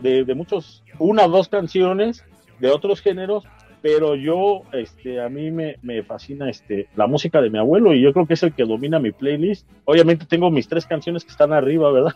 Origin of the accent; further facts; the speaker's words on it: State of Mexico, Mexico; del Estado de México, pero guanajuatense de corazón